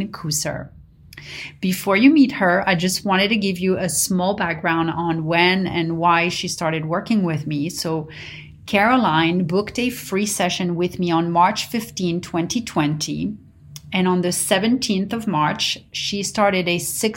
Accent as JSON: {"language": "English", "town": "Paris", "region": "Île-de-France", "country": "France", "tie": "born or raised there", "moved": "yes", "lives_now": "United States", "said": "growing up in Paris"}